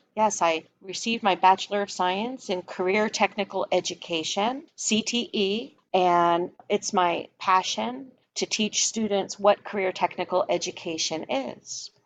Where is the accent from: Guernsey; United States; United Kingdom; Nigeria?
United States; Philadelphia, Pennsylvania; moved away; I'm from Philadelphia originally